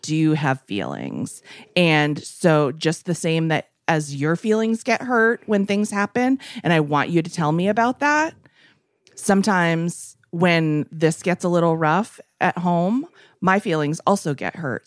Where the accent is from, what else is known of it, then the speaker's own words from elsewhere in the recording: East Coast, United States; now in West Coast, United States; growing up on the East Coast and living on the West